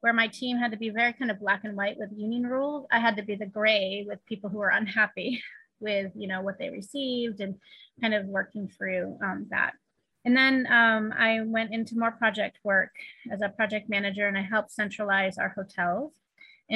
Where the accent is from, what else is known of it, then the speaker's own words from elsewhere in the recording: East Coast, United States; also born or lived in California; now in Shanghai, China; I grew up on the East Coast